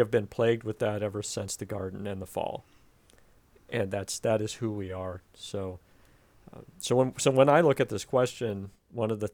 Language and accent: English; United States; As an American